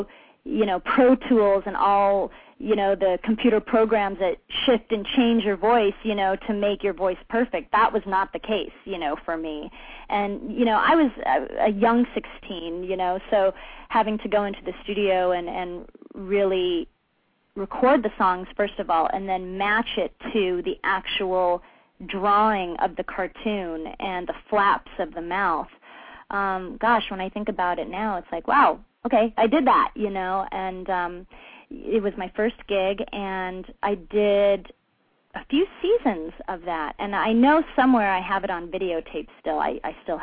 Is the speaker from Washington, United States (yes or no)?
no; Los Angeles, California, United States; born and raised in California, in Los Angeles, a true Valley girl.